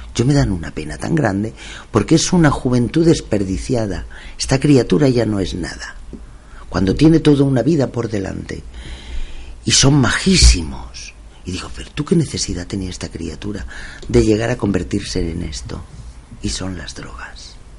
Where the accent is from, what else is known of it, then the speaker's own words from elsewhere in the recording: Masquefa, Catalonia, Spain; es mi pueblo